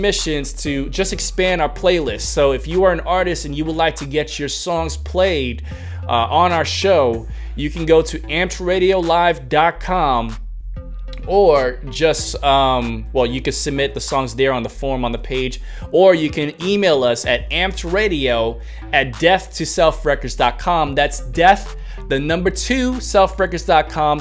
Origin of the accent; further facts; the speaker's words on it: New York, United States; moved away; I was raised in the Concrete Jungle, your boy's from New York